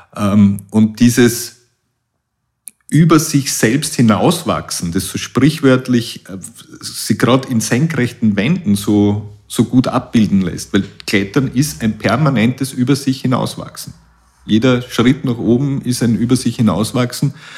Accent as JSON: {"language": "German", "town": "Puchberg am Schneeberg", "region": "Lower Austria", "country": "Austria", "said": "Ich komme aus Buchberg am Schneeberg und bin erblich vorbelastet aus der Familie mit, mit Alpinisten aus der Region"}